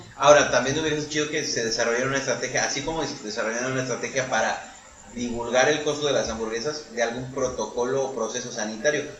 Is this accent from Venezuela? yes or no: no; Mexico; nosotros como mexicanos